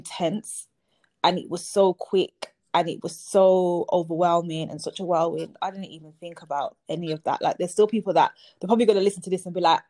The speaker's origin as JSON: {"language": "English", "town": "Birmingham", "region": "West Midlands", "country": "United Kingdom", "tie": "born or raised there", "also_born_or_lived": "London", "moved": "as an adult", "said": "I'm back in my hometown 10 years later, a decade later"}